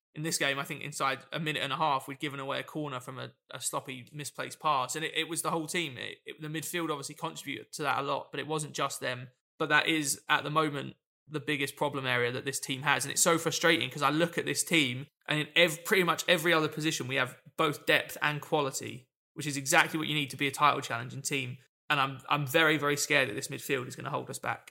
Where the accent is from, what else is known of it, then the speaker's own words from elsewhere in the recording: United Kingdom; as British football fans